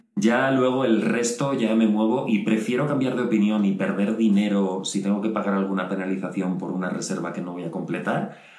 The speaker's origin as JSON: {"language": "Spanish", "country": "Spain", "moved": "as an adult", "said": "Yo me fui de España"}